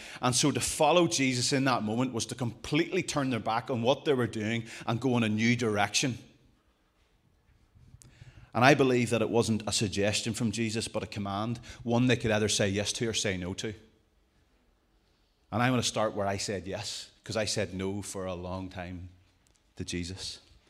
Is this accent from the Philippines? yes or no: no; Richhill, Northern Ireland, United Kingdom; Young life, I was brought up in Rich Hill, a typical Rich Hill home.